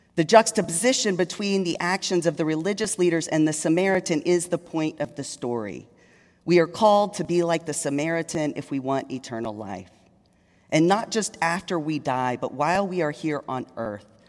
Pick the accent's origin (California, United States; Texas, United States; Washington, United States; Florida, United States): Texas, United States; Longview; moved away as an adult; also born or lived in Dallas, Texas; now in Richmond, United States; I was raised in East Texas